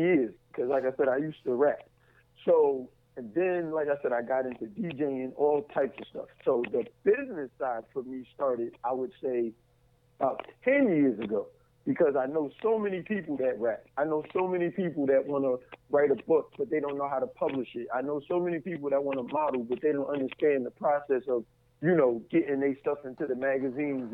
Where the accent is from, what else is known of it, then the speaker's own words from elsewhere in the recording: New York, United States; now in Atlanta, United States; I'm originally from New York, and now I live in Atlanta, Georgia.